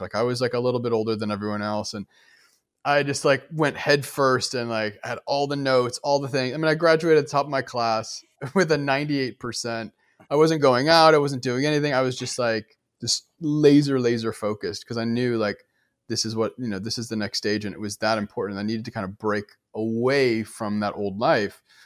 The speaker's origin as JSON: {"language": "English", "town": "Detroit", "region": "Michigan", "country": "United States", "tie": "born or raised there", "also_born_or_lived": "New York", "moved": "as an adult", "lives_now": "Los Angeles, United States", "said": "I grew up in Detroit"}